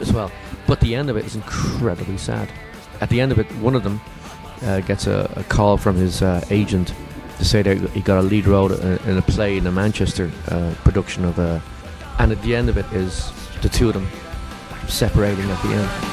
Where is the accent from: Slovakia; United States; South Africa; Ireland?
Ireland; moved away; also born or lived in London; we grew up together in Ireland, and I moved to London